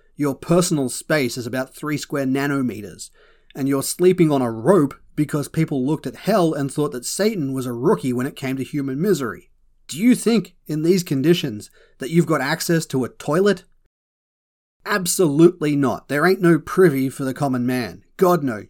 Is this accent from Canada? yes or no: no; Australia; As an Aussie